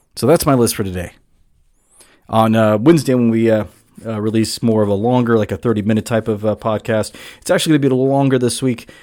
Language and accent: English; Southern California, United States; I grew up in Southern California.